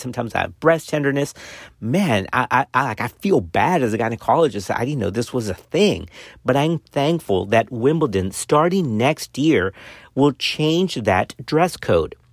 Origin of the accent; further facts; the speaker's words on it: South Texas, United States; I grew up in South Texas on the border of Mexico.